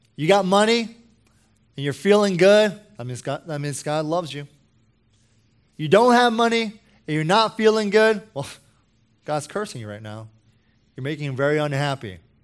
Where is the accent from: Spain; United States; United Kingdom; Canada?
United States; I'm American